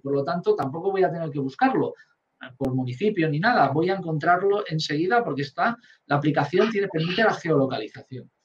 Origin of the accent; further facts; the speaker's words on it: Valencian Community, Spain; now in Catalonia, Spain; no soy catalán, mi hijo sí, mis hijos son catalanes y mi mujer también, yo soy valenciano